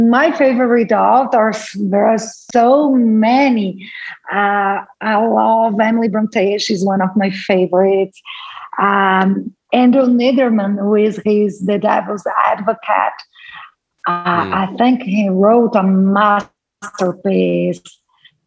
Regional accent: Brazil; first language Portuguese; English is a second language; I was born in Brazil. I live in Brazil

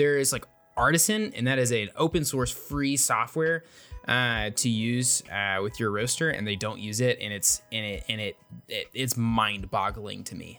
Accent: Portland, Oregon, United States; I grew up in Portland.

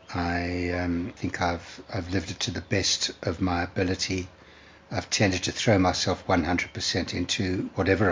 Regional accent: Durban, KwaZulu-Natal, South Africa; I was born in Durban in 1948

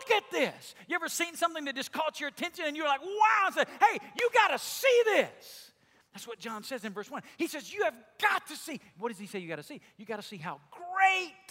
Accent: Alabama, United States; accent: southern drawl; moved away; I grew up in Alabama, and in Alabama everybody talks like I do or even worse than I do, right? It's the language of where I'm from. We all have this deep, long southern drawl

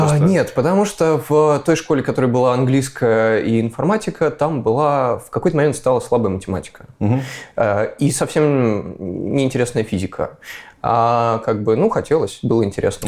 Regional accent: Moscow, Russia; я из Москвы

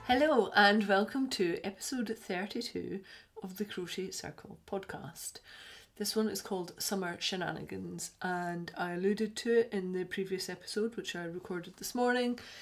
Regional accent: Scotland, United Kingdom; we're Scottish

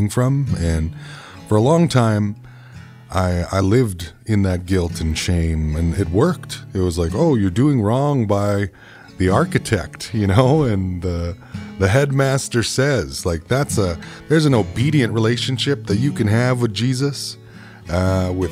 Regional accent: Treaty One territory, Manitoba, Canada; I come from Treaty One territory

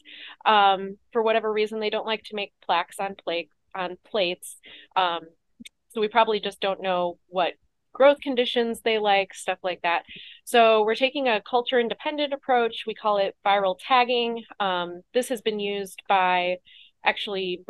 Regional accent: Chicago, Illinois, United States; moved away as an adult; now in St. Louis, United States; I'm from Chicago originally

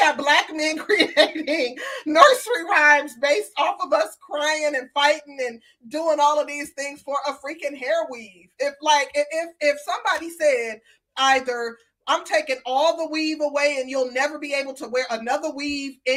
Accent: Midwest, United States; I grew up in the Midwest, like literally an hour outside of Chicago

